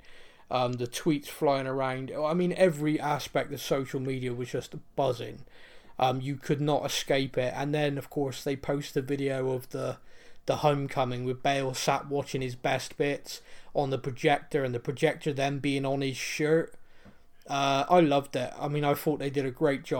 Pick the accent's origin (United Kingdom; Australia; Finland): United Kingdom; Bristol, South West England; accent: West Country twang; as a Bristolian